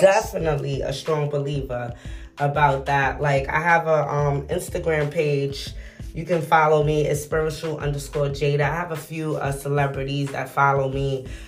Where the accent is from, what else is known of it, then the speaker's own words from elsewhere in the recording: New York City, New York, United States; I'm from New York City